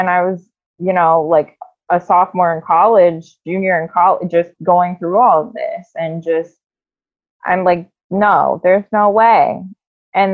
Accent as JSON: {"language": "English", "area": "south of Canton", "region": "Ohio", "country": "United States", "tie": "born or raised there", "said": "I live in a little bit south of Canton in Ohio. So a little bit south of Akron as well."}